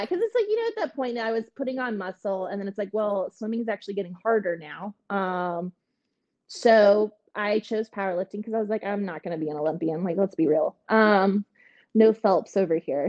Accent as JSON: {"language": "English", "country": "Canada", "moved": "yes", "said": "I am Canadian."}